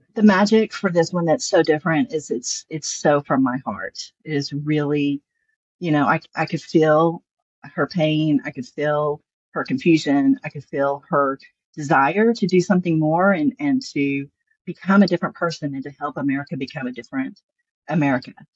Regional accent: the South, United States; accent: Southern; I'm Southern. You can hear my accent here.

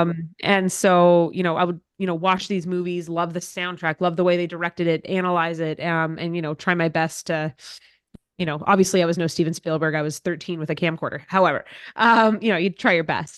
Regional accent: Cochrane, Alberta, Canada; moved away as an adult; now in Ottawa, Canada; I grew up in the same town Dad still lives in, in Cochrane, Alberta

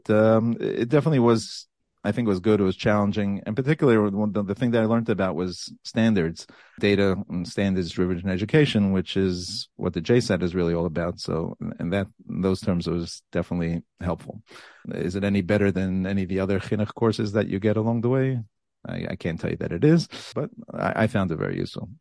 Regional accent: New York City, New York, United States; moved away as an adult; now in Passaic, United States; Born and raised in a place called Borough Park, New York

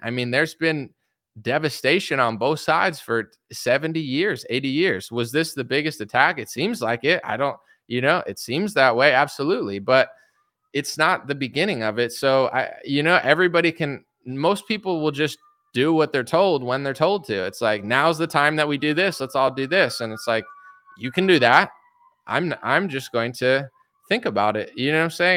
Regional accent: United States; I'm an American citizen. I was born and raised here my whole life

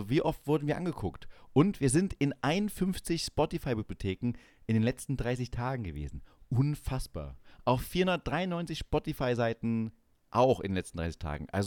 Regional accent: East Germany, Germany; now in Bavaria, Germany; Ich komme als Ossi nach

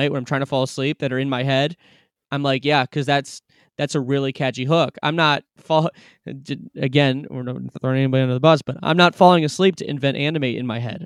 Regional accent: Cleveland, Ohio, United States; I'm not from there, I'm from Cleveland

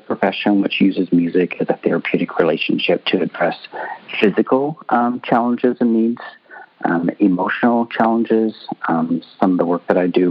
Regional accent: Canada; now in California, United States; I'm Canadian as well, I moved here from Canada

